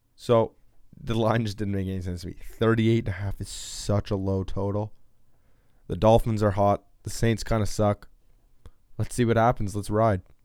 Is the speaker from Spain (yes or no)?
no; Canada; as a Canadian hockey fan